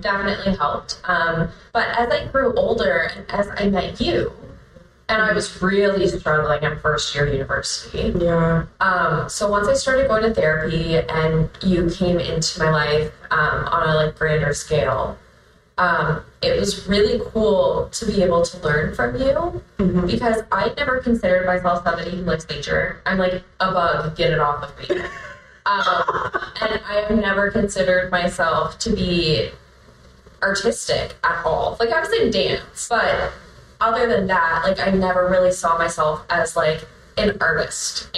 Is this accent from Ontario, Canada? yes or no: no; Truro, Nova Scotia, Canada; also born or lived in Enfield; growing up in Truro